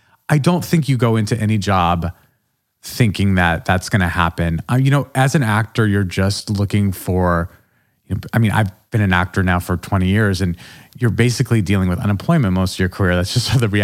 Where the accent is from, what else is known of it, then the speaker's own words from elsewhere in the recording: Albuquerque, New Mexico, United States; moved away; also born or lived in New York City; all of my experiences in Albuquerque did sort of create the person I am now.